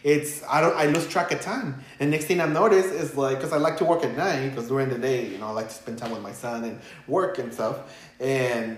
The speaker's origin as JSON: {"language": "English", "town": "Los Angeles", "region": "California", "country": "United States", "tie": "born or raised there", "also_born_or_lived": "Michoacán, Mexico", "second_language": "English", "said": "I grew up in East"}